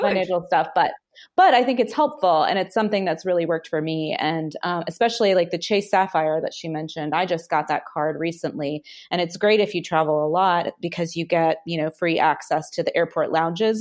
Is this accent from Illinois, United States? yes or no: no; Nashville, Tennessee, United States; I grew up in Nashville, Tennessee